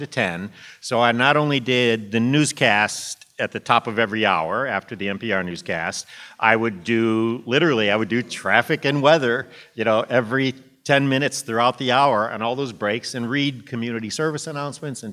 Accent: Monroe, Michigan, United States; moved away as an adult; now in Washington, D.C., United States; I did 3 years in commercial radio in my hometown in Monroe, Michigan

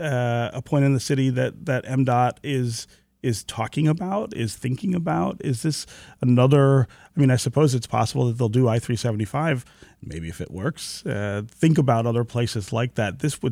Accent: Detroit, Michigan, United States; my grandparents lived in Russell Woods when I was a kid, and I was born on Tuxedo near Livernois.

